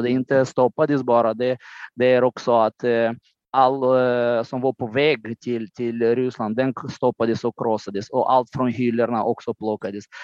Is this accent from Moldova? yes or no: yes; Moldova; Swedish is a second language; now in Höga Kusten, Sweden; min hemland Moldavien